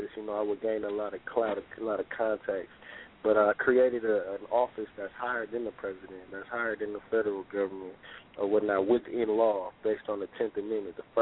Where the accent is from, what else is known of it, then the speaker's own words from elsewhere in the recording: Oakland, California, United States; also born or lived in Sacramento; I'm from East Oakland, I'm from Greenside